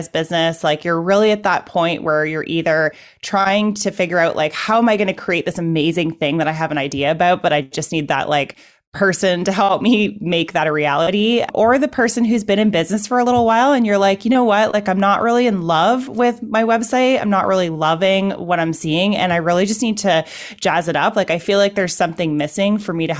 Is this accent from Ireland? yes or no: no; Canada; I'm a Canadian